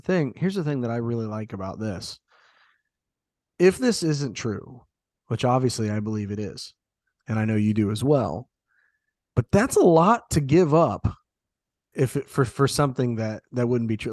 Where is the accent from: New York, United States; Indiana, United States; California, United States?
Indiana, United States; Southeast; where I grew up in Southeast Indiana